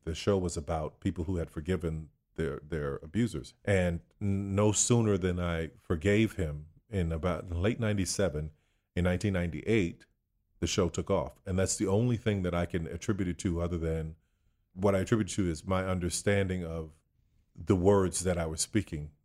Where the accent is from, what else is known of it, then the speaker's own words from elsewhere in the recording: New Orleans, Louisiana, United States; Born and raised in New Orleans, Louisiana